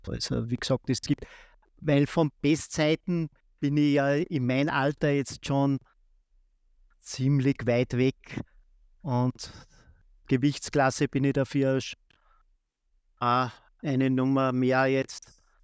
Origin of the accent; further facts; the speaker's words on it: Austria; der erste Marathon war in Linz, also 70 Kilometer von meiner Heimatstadt